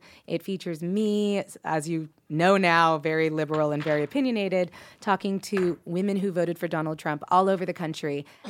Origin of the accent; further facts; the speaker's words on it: South Korea; No, I'm American, but I grew up in Korea on an American military base.